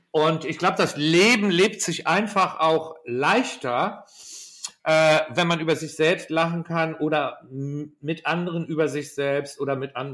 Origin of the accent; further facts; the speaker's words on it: Schleswig-Holstein, Germany; moved away; also born or lived in London; bei uns in Deutschland